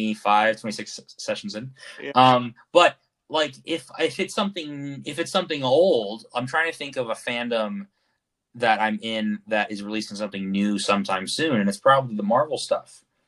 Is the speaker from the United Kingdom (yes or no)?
no; Japan; born there; My parents spent many years in Japan. I was born in Japan.